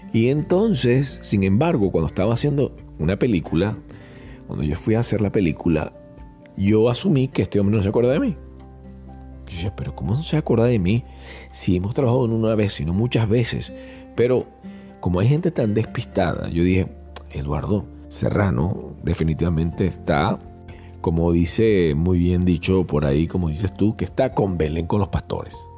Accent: Venezuela; soy venezolano y eso se utiliza en Venezuela

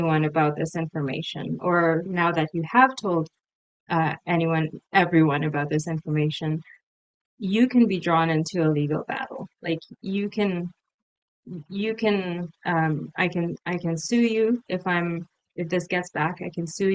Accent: Canada; also born or lived in United Kingdom; I'm from Canada, I'm in Canada

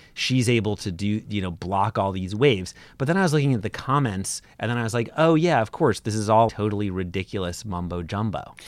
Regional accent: Brooklyn, New York, United States; Brooklyn, growing up in Brooklyn all the time.

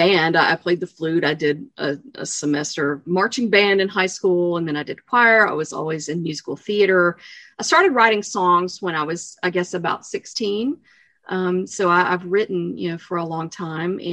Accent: East Tennessee, United States; I grew up obviously in East Tennessee

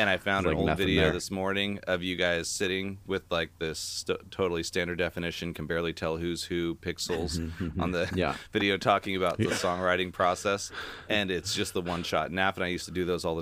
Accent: Battle Ground, Washington, United States; I'm from Battleground, Washington

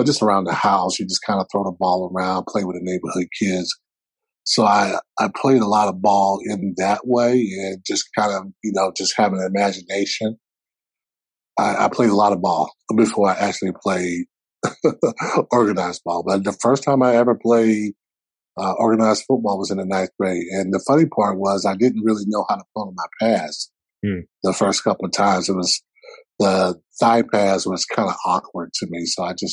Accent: South Carolina, United States; Clemson is about almost 4 hours away from my hometown.

